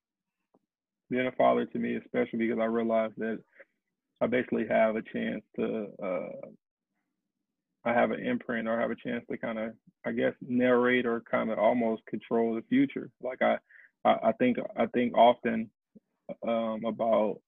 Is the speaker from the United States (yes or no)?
yes; St. Louis, Missouri, United States; I'm from St. Louis, Missouri